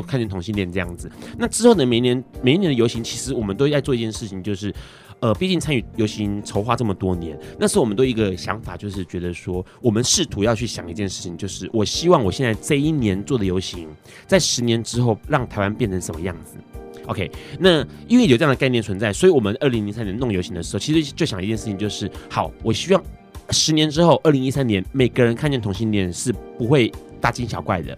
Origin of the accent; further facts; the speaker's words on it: Hong Kong; 我是来自香港的